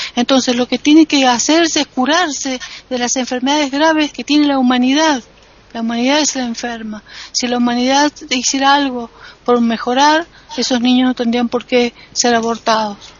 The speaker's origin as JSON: {"language": "Spanish", "country": "Argentina", "said": "en mi país"}